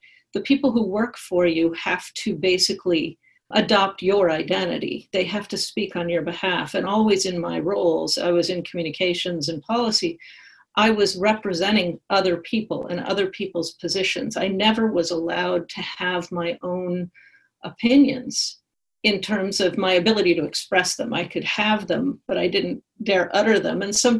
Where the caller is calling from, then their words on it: St. Louis, Missouri, United States; I wrote letters to the New York Times, and I always got picked up because I was suddenly … from St. Louis.